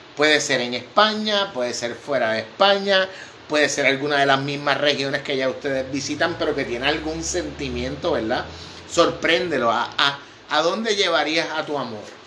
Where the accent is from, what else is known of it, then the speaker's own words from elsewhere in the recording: Vega Baja, Puerto Rico; En mi pueblo, en Vega Baja, se caza paloma.